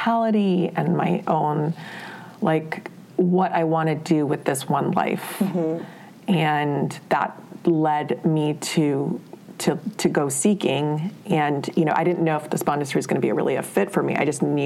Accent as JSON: {"language": "English", "town": "Honolulu", "region": "Hawaii", "country": "United States", "tie": "born or raised there", "moved": "as an adult", "said": "I grew up in Honolulu, Hawaii"}